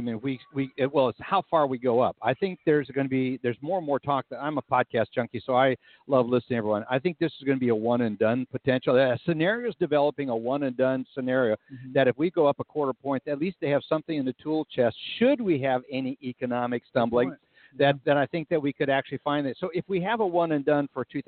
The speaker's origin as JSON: {"language": "English", "town": "Fergus Falls", "region": "North Dakota", "country": "United States", "tie": "born or raised there", "moved": "yes", "said": "my hometown of Fergus Falls, North Dakota"}